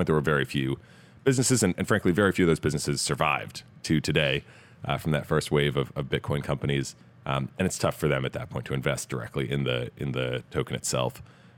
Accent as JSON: {"language": "English", "region": "Massachusetts outside of Boston", "country": "United States", "tie": "born or raised there", "also_born_or_lived": "Stanford, California", "moved": "as an adult", "said": "I grew up in Massachusetts outside of Boston, came out here, or to the West Coast rather, to go to Stanford"}